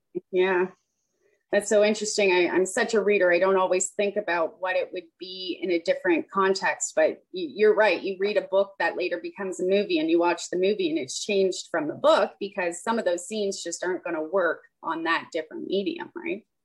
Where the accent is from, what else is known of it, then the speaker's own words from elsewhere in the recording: Nova Scotia, Canada; I grew up in Nova Scotia